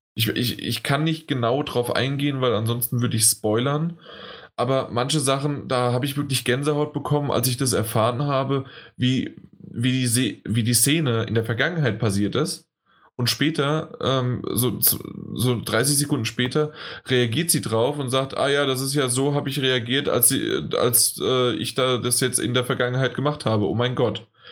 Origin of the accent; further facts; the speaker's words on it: Germany; als Deutscher